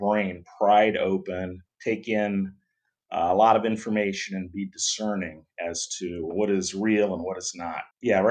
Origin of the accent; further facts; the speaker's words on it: Ohio, United States; moved away as an adult; now in Southern California, United States; I grew up in Ohio, went to Ohio State University, chemical engineering.